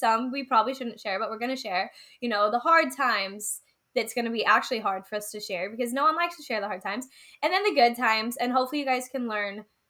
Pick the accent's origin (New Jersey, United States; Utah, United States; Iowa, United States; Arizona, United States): Utah, United States; moved away; We are actually both from Utah, a little town in Utah.